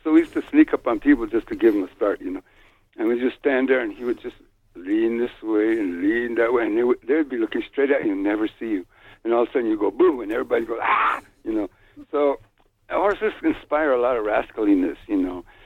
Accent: New Mexico, United States; born or raised there

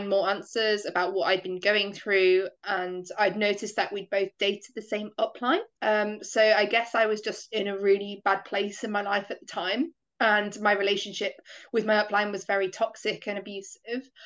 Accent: United Kingdom; I'm from the United Kingdom.

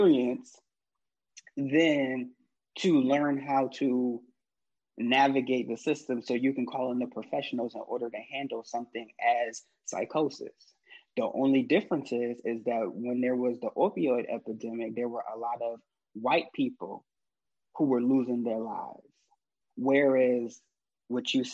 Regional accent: Rochester, New York, United States; I'm originally from Rochester, New York

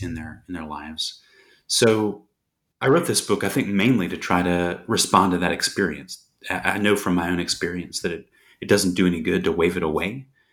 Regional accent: United States; I grew up in the States

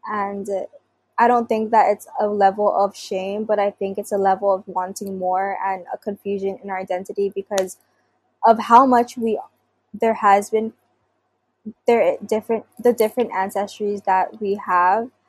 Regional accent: Philippines; to reclaim my identity as a Filipino is to not run away from a culture that was passed down from generations before me

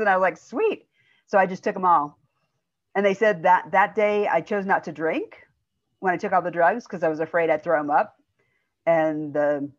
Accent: outside of Chicago, Illinois, United States; also born or lived in Indiana; I was born in Indiana, but I grew up in Illinois outside of Chicago

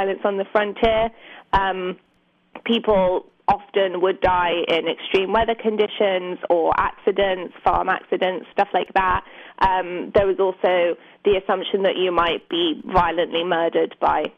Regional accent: London suburbs, United Kingdom; I grew up in the London suburbs

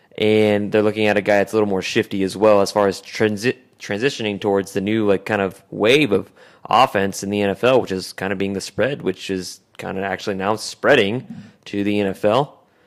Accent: Oklahoma, United States; I grew up in Oklahoma.

